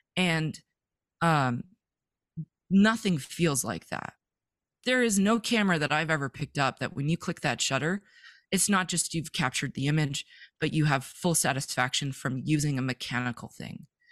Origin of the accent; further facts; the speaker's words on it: Vancouver, British Columbia, Canada; moved away as an adult; now in Montana, United States; I'm from Vancouver, British Columbia, born, raised, never thought I would leave